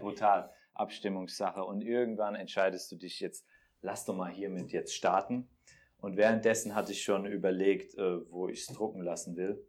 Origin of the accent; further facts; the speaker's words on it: Bensheim, Hesse, Germany; moved away; also born or lived in Frankfurt; ich komme aus Bensheim, kennt man ah. da zwischen Darmstadt und Mannheim